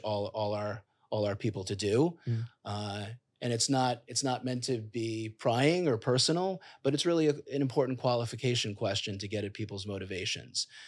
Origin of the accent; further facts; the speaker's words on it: New York City, New York, United States; I'm a kid from Queens, came from modest beginnings